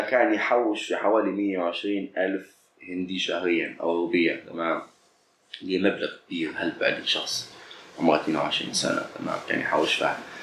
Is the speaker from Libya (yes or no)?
yes; Libya; خلينا نقولوا بالليبي